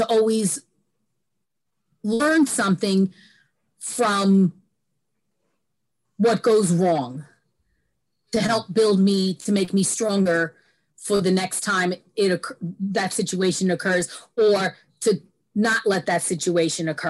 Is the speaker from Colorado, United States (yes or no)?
no; New York City, New York, United States; also born or lived in California; I grew up in New York in a neighborhood